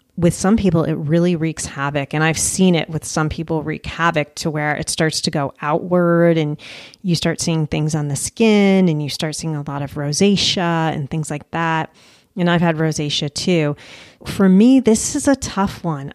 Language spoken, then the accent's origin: English; United States; also born or lived in Colombia; as Americans